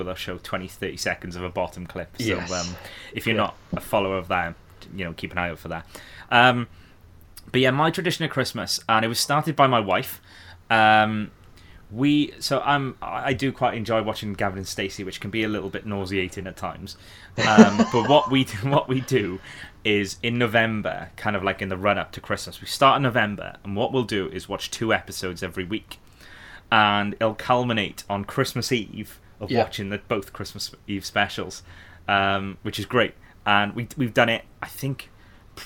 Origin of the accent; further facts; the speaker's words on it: the Valleys, Wales, United Kingdom; I'm from the Valleys area